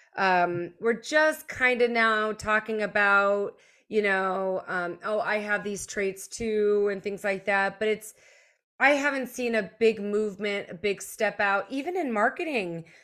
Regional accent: United States; also born or lived in Germany; moved here in elementary school

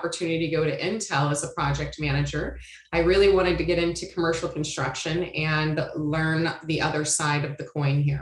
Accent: Iowa, United States; moved away as an adult; also born or lived in San Diego, California; I'm originally from Iowa and graduated high school in Iowa.

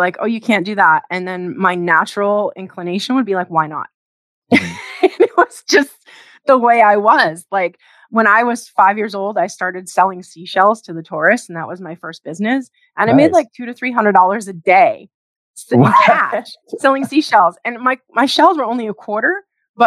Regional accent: Provincetown, Massachusetts, United States; also born or lived in Dominican Republic; I grew up in Provincetown, which is tip of the Cape

